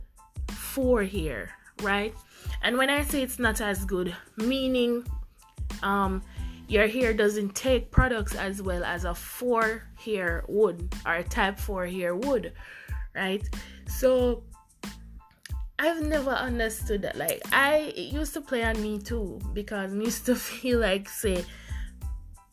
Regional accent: Jamaica; Growing up in the Jamaican society

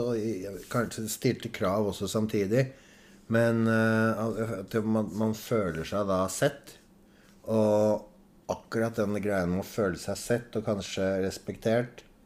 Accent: Oslo, Norway; also born or lived in Adamstuen, Oslo; Jeg vokste opp sammen med besteforeldre, eller foreldrene hennes. da. Eh, da flyttet vi eh, fra Majorstad til Adamstuen

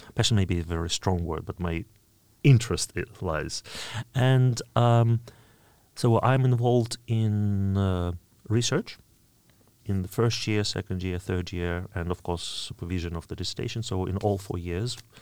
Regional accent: Oryol, Oryol Oblast, Russia; English is a second language; moved away; my hometown, Orel

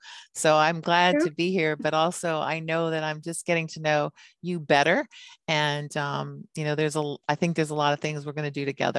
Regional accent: Hawaii, United States; and we grew up in Hawaii where we're basically kind of like as military, we were the ones that weren't supposed to be there.

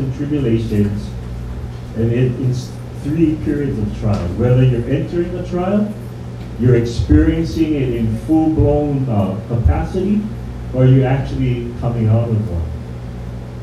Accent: Hawaii, United States; we, as the Hawaiian people, we say mahalo

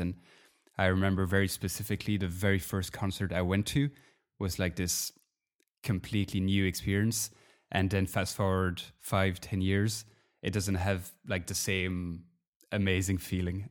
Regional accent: Belgium; I'm from Belgium

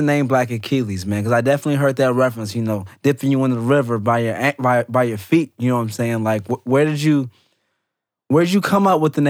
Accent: Oakland, California, United States; now in Chicago, United States; I left Oakland in, 2004.

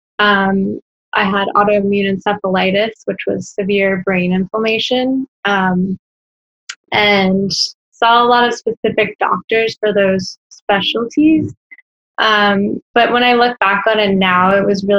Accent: Orlando, Florida, United States; also born or lived in Washington, D.C.; I'm from Orlando, Florida. Born and raised.

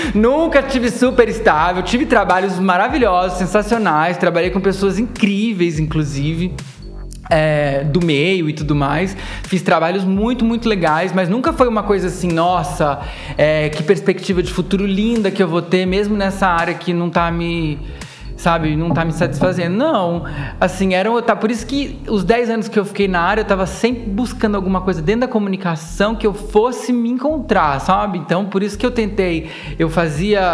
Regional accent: interior of São Paulo state, Brazil; eu sou paulista, paulistano, porque eu nasci aqui, mas eu cresci no interior

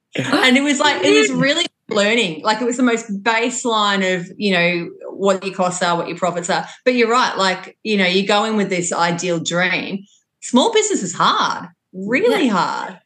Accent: Longford, Victoria, Australia; as a really outdoor kid growing up in Longford, that was my upbringing

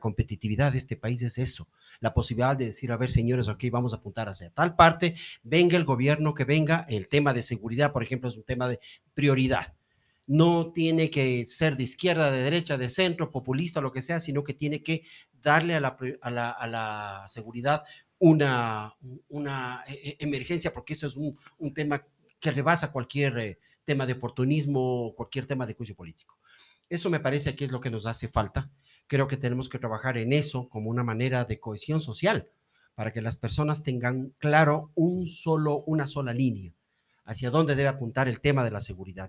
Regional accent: Ecuador; como ecuatorianos

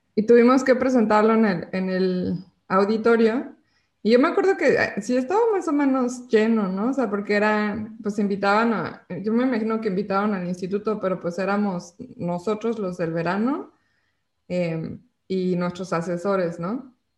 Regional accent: Mexico City, Mexico; yo soy de la Ciudad de México

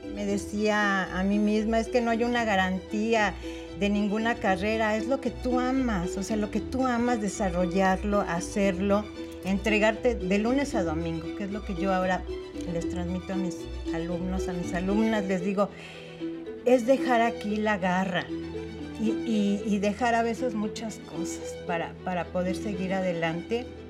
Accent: Mexico City, Mexico; yo nací aquí en la Ciudad de México. Eh, me llevaron después a vivir eh, a Contreras por los Dinamos cuando yo tendría unos 3, 4 años. Y ahí fue donde yo me desarrollé

